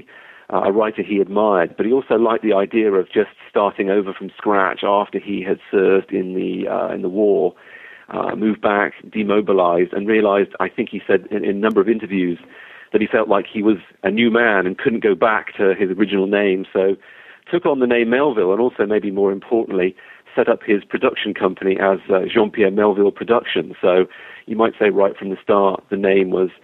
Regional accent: England, United Kingdom; moved away as an adult; also born or lived in Wisconsin, United States; now in Wilmington, United States; I am from England originally

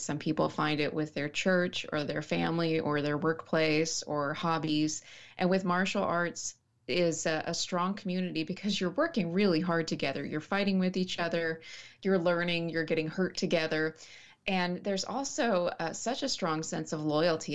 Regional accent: Snyder, Texas, United States; also born or lived in Dallas-Fort Worth Metroplex; I was born in the Dallas-Fort Worth Metroplex and then raised in a small town called Sm-, Snyder.

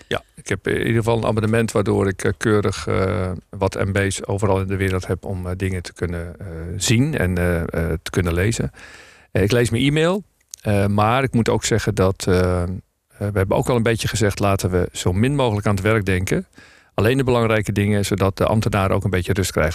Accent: North Holland, Netherlands; ik ben Noord-Hollander

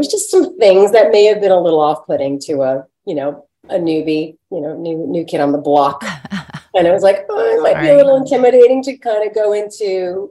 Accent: New York, United States; I'm from New York and I've been around and I can handle it, whatever.

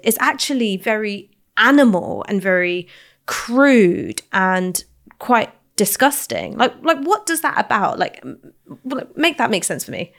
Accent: London, United Kingdom; I grew up in London

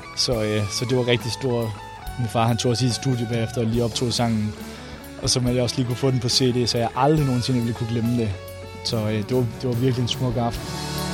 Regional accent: Randers, Central Denmark Region, Denmark; hjemme i Randers

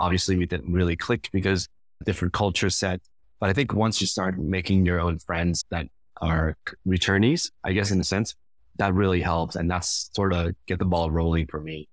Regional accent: Cambodia; moved away; also born or lived in United States; I've been back to Cambodia now, to my home country, for over ten years

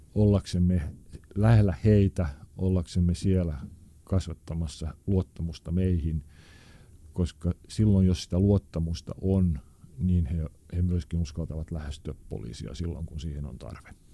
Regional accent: Helsinki, Uusimaa, Finland; also born or lived in Maunula, Helsinki; se, missä minä olen syntynyt ja kasvanut, oli aikanaan tämmöinen niin sanottu huonompi kaupunkiosa, eli Punavuori.

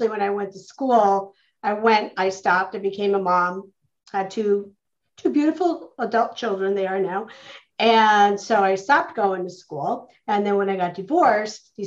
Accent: Scranton, Pennsylvania, United States; also born or lived in Louisville, Kentucky; I'm from Louisville, Kentucky, originally is where I'm from. Quickly moved on, raised in Scranton, Pennsylvania, where I lived and grew up with my grandmother, and graduated from Scranton High School

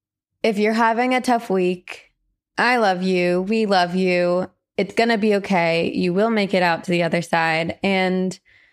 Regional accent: Iowa, United States; I currently reside in Southeast Iowa, but I was born and raised in Northeast Iowa. I grew up on a century farm that was handed down through generations on my dad's side.

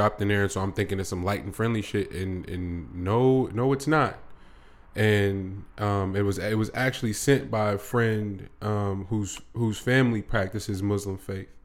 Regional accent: United States; for us as black American males

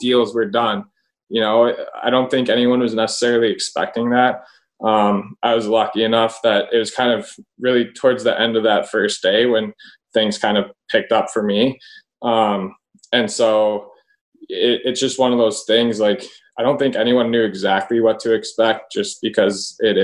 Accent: Milwaukee, Wisconsin, United States; my hometown

